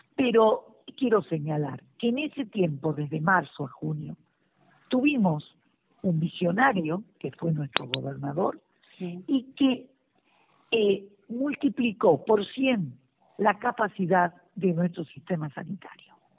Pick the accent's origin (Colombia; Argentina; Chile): Argentina; agradecerte como argentina